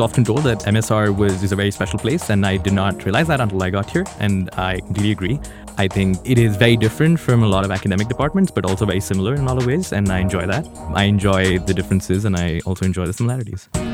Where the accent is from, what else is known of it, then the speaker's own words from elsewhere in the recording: New Delhi, Delhi, India; moved away as an adult; now in United States; I grew up in India. I grew up in New Delhi.